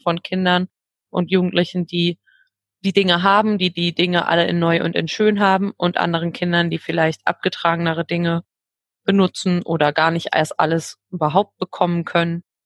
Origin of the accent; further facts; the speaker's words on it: Ruhr area, North Rhine-Westphalia, Germany; ich komme aus dem Ruhrgebiet